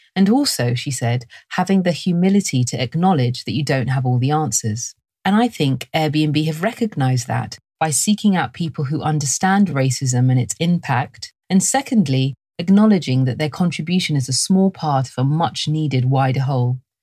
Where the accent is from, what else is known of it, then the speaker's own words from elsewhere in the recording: London, United Kingdom; I was raised in London, and this is my accent